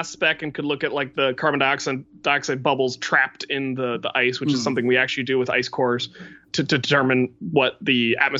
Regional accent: West Virginia, United States; I grew up in West Virginia

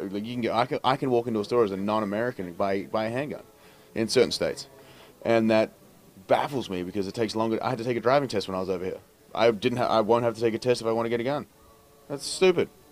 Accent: Australia; as an Australian

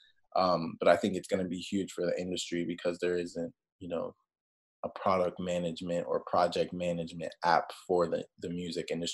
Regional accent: Maryland, United States; I grew up in Maryland in the middle of nowhere

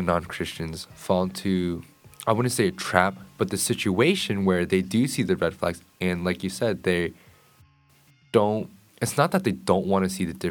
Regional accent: Apex, North Carolina, United States; the neighborhood I live, I'm from Apex

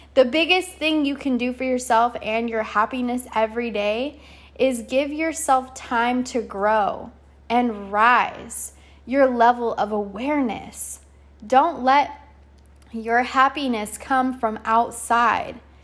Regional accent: California, United States; moved away; I'm out here in California, back in my hometown

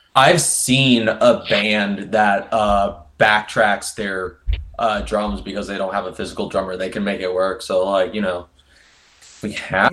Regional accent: Indianapolis, Indiana, United States; from Indianapolis, Indiana.

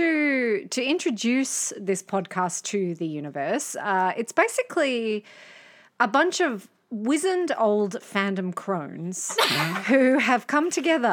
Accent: Australia; accent: ocker; I am Australian. As you can tell by my ochre accent

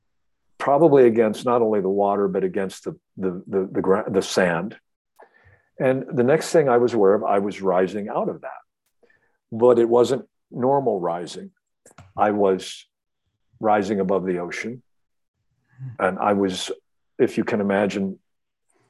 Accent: Ohio, United States; I'm a kid from Ohio

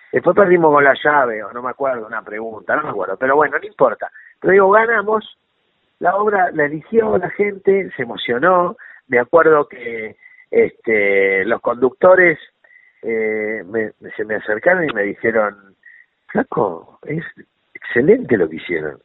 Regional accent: Buenos Aires, Argentina; moved away; also born or lived in Villa Urquiza, Buenos Aires; yo nací en Caballito

